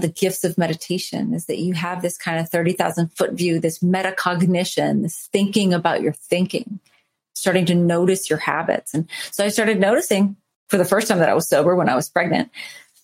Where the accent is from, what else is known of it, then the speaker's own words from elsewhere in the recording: New Orleans, Louisiana, United States; I'm from New Orleans.